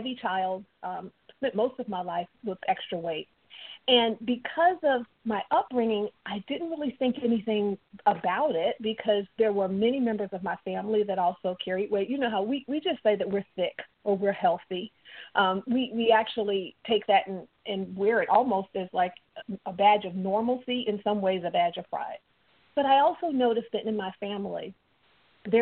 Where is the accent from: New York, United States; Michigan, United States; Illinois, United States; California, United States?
Illinois, United States; Chicago; moved away; also born or lived in Mississippi; I was born up in Chicago, but I have very deep southern roots